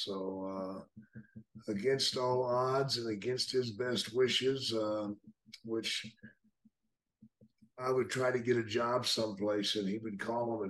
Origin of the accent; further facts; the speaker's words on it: Texas, United States; moved away as an adult; I was raised in Texas.